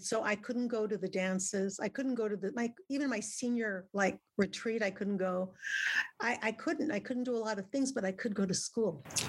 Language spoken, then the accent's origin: English; Pico Rivera, California, United States; first language Spanish; English is a second language; also born or lived in Monclova, Coahuila, Mexico / Waukegan, Illinois; And then we moved to California. I grew up in Pico Rivera, generally, most of my young adult life, elementary, middle, and high school in Pico Rivera.